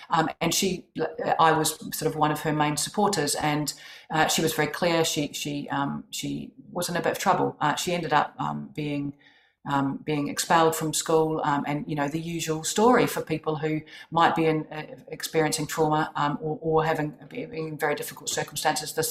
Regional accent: New Zealand; as you can probably tell from my accent, I am originally from New Zealand

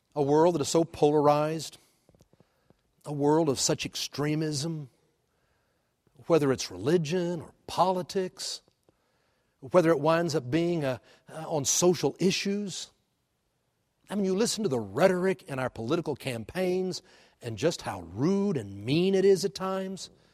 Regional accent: Texas, United States; moved away as an adult; now in Oklahoma, United States; I was born in Texas, and I grew up in Texas

